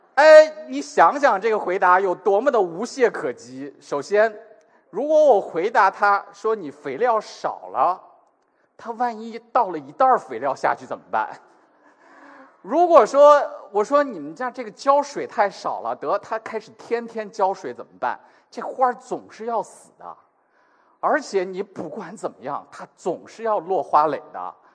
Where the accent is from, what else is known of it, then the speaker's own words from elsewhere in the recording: China; 我们中国人